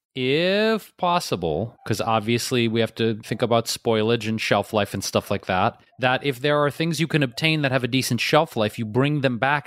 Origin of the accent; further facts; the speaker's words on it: Detroit, Michigan, United States; now in Los Angeles, United States; we're from Detroit.